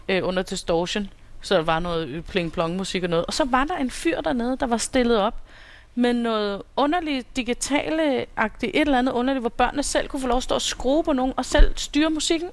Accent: Copenhagen, Capital Region of Denmark, Denmark; Jeg er her fra København.

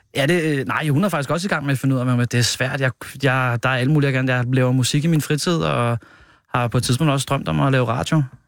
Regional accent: Hørsholm, Capital Region of Denmark, Denmark; also born or lived in Nordvest, Copenhagen; now in Copenhagen, Denmark; Jeg kommer fra Hørsholm øh, oprindeligt

